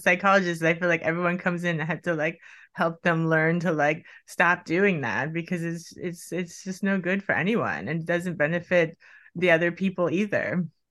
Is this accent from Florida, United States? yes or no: yes; Miami, Florida, United States; I grew up in Miami